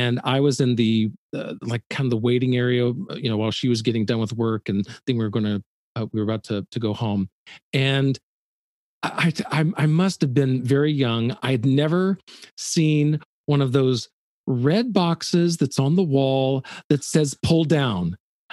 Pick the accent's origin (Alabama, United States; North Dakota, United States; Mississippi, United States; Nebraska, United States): Alabama, United States; Birmingham; moved away; I was born in Birmingham, Alabama